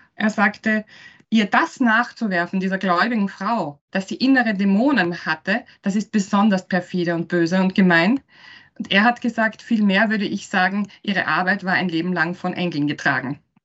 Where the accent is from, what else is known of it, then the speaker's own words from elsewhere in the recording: Styria, Austria; now in Vienna, Austria; Ich bin ursprünglich Steirerin und lebe in Wien